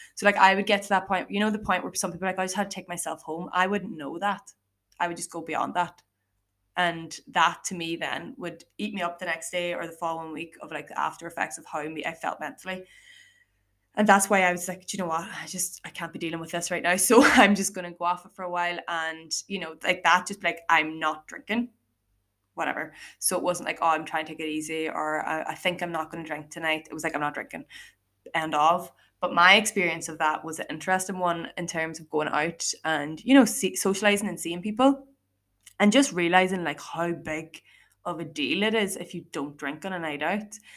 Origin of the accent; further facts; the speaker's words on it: Ireland; as Irish, like we're known for loving having a laugh